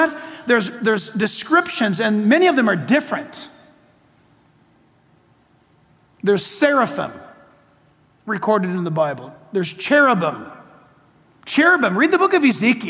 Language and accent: English; San Diego, California, United States; Shadow Mountain Church in my hometown, San Diego.